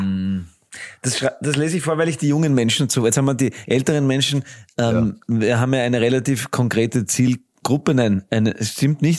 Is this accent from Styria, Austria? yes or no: yes; Graz, Styria, Austria; ich bin ein Grazer Gaut